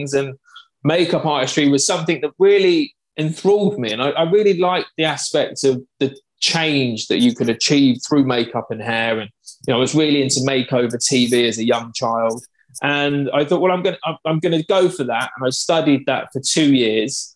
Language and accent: English; Cambridge, East of England, United Kingdom; I'm from Cambridge in England